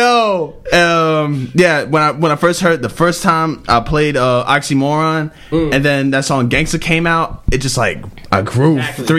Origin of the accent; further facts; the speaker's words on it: New York City, New York, United States; I'm from Harlem.